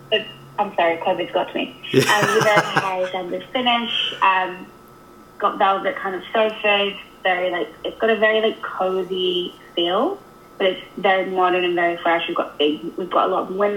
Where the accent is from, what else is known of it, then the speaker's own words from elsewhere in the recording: England, United Kingdom; now in Canada; I'm obviously English